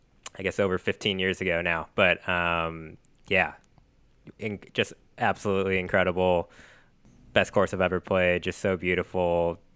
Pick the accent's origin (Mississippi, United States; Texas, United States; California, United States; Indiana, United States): California, United States; Monterey; I grew up in Monterey, and my golf coach was like, I don't know, just like pretty well-known golf coach.